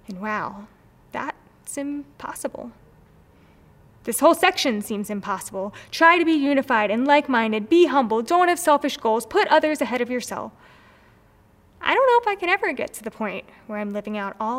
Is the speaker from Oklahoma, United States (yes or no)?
no; Maryland, United States; I'm from Maryland, so I grew up going to baseball games